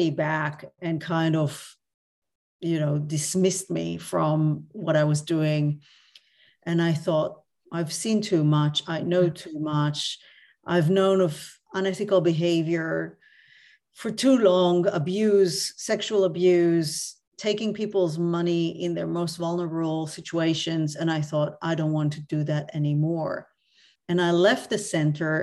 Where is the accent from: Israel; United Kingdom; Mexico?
Israel; Tel Aviv District; now in Australia; I grew up actually in Tel Aviv, or a small town outside Tel Aviv.